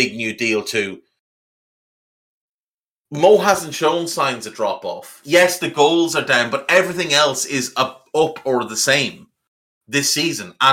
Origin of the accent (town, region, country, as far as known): Ireland